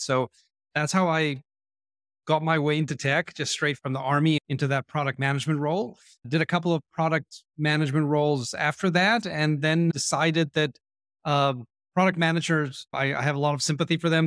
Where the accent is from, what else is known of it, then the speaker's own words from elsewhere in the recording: Israel; I was born and raised in Israel